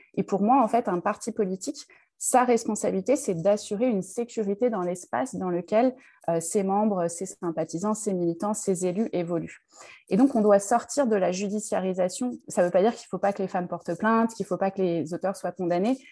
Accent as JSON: {"language": "French", "town": "Draveil", "region": "Île-de-France", "country": "France", "tie": "born or raised there", "said": "j'ai grandi à Draveil dans l'Essonne"}